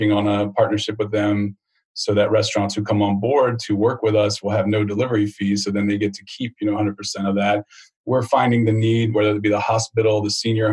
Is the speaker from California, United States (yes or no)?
no; Newport News, Virginia, United States; I grew up in Newport News, Virginia